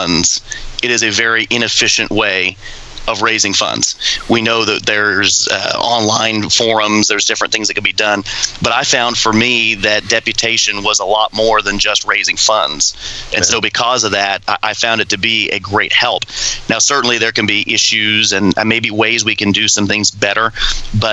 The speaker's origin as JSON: {"language": "English", "region": "Florida", "country": "United States", "moved": "as an adult", "said": "we're from Florida"}